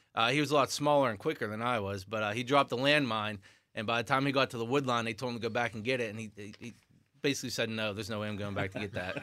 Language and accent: English; West Trenum, Pennsylvania, United States; I'm from West Trenum